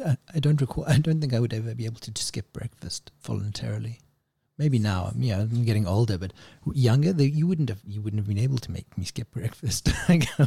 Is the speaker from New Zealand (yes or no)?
no; South Africa; I grew up in South Africa